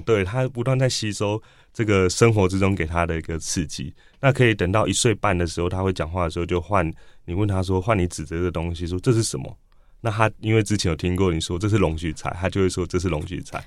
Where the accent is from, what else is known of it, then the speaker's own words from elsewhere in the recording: Tianwei, Changhua County, Taiwan; moved away as an adult; also born or lived in Taipei; 我家乡是在彰化田尾，那个地方是，呃，呃，乡村的地方，所以我，呃，之后就来台北念书嘛